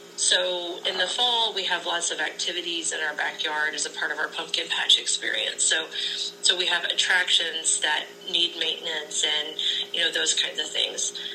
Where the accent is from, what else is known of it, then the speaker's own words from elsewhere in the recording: Lexington, Missouri, United States; I am from Lexington, Missouri